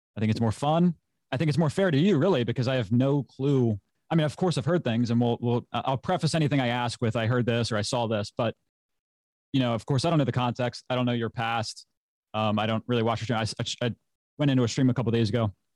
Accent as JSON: {"language": "English", "region": "Maryland", "country": "United States", "tie": "born or raised there", "said": "I'm from the United States, Maryland, my state, born and raised."}